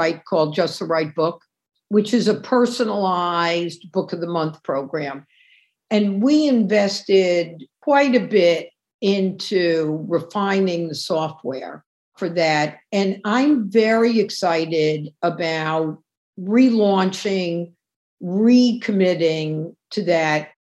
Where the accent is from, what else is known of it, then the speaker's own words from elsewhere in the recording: New York City, New York, United States; And as a New Yorker, you know, you see where there was like this huge farm in what's now Times Square